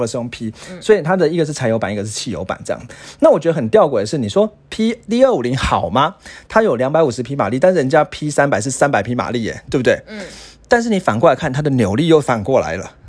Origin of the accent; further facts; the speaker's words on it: Taiwan; 因为我们台湾人可能很少遇到下雪